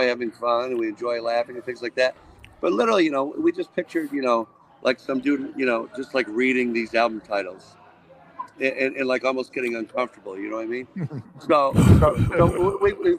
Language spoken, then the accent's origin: English; Watertown, New York, United States; I grew up in Watertown, New York.